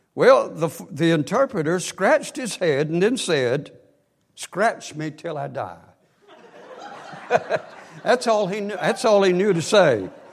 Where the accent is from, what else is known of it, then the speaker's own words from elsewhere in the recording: Northwest Georgia, United States; We grew up in Northwest Georgia, right out of Chattanooga on the Georgia side